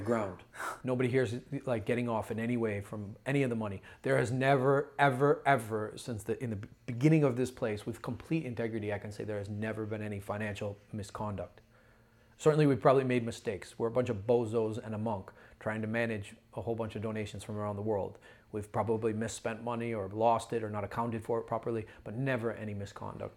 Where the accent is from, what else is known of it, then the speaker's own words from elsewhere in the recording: Ohio, United States; I'm a brother from Ohio.